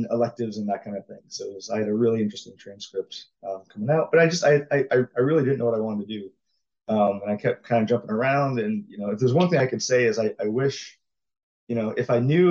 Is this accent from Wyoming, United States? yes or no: no; Jacksonville, Florida, United States; I grew up in Florida in Jacksonville, went to UCF for college